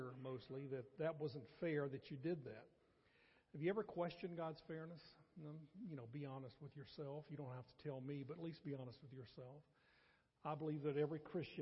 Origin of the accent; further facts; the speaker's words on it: North Carolina, United States; now in Athens, TX, United States; as a small boy growing up in North Carolina